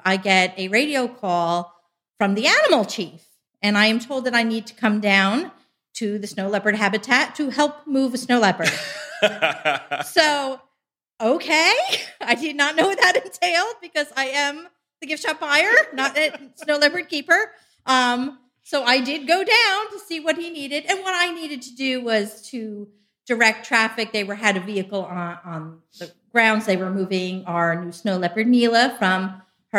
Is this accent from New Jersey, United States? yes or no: yes; New Jersey, United States; moved away as an adult; now in Ohio, United States; I'm originally from New Jersey.